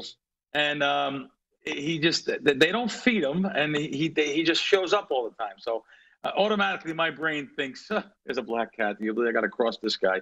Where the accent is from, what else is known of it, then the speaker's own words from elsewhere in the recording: East Coast, United States; growing up on the East Coast